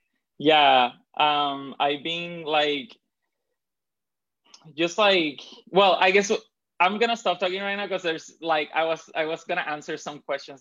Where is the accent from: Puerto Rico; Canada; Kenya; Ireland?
Puerto Rico; also born or lived in Dominican Republic; I grew up in the Caribbean. I grew up between Puerto Rico and Dominican Republic. I did basically my whole elementary school in Dominican Republic.